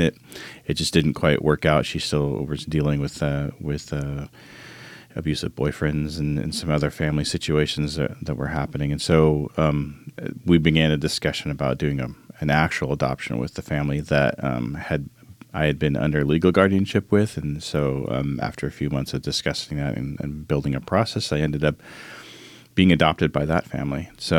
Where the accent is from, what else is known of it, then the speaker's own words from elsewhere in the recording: Arizona, United States; I grew up in Arizona with a single mom who was codependent